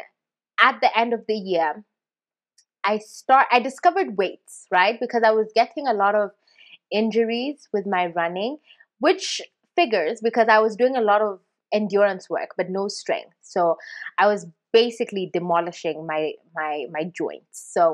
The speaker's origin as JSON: {"language": "English", "country": "Kenya", "said": "I'm a Kenyan"}